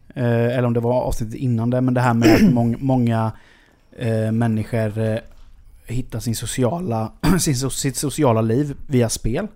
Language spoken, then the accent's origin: Swedish; Sweden; jag kommer från Sverige